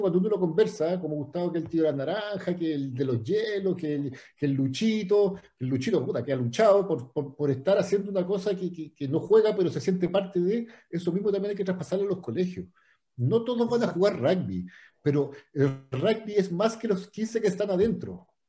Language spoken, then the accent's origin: Spanish; Santiago, Santiago Metropolitan Region, Chile; moved away as an adult; now in Puerto Varas, Chile; Yo vivo acá, Peque, hace 15 años, ya me vine para acá, era de Santiago